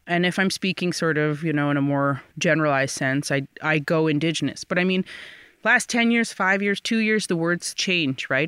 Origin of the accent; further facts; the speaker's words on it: Six Nations, Ontario, Canada; growing up, you know, on and off the reserve. I'm from Six Nations, so about an hour and a half southwest of Toronto.